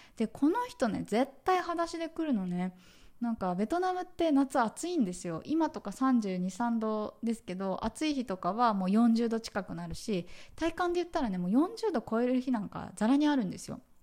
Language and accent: Japanese; Tokyo, Japan; moved away as an adult; now in Vietnam; 東京生まれ東京育ち